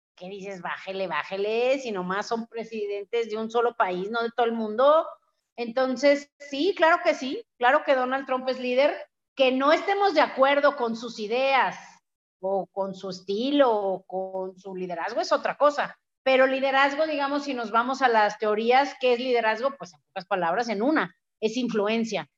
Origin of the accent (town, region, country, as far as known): Mexico